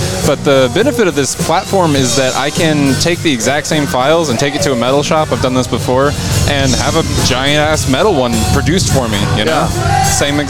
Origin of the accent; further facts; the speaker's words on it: Waxahachie, Texas, United States; now in Dallas, United States; grew up in Waxahachie, just south of it.